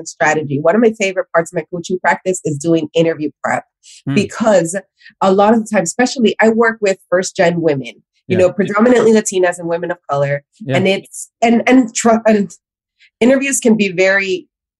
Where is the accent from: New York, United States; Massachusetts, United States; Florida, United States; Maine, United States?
Florida, United States; Miami; also born or lived in Honduras; I was born in Honduras, I was raised in Miami